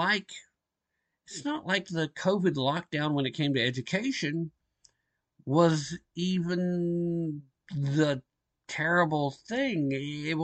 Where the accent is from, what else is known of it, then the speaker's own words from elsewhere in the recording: Tennessee, United States; my home state of Tennessee